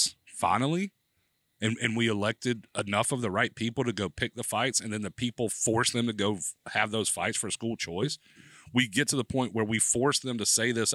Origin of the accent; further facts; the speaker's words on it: Alabama, United States; also born or lived in San Antonio, Texas / Dallas, Texas; now in Florida, United States; I grew up in Alabama.